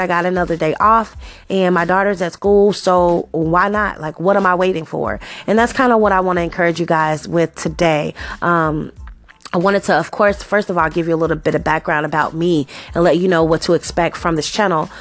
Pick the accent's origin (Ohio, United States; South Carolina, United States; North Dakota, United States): Ohio, United States; Cincinnati; I was born and raised here in Cincinnati, Ohio.